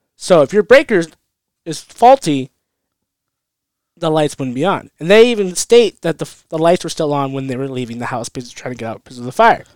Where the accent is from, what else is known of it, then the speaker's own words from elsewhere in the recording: California, United States; I'm from California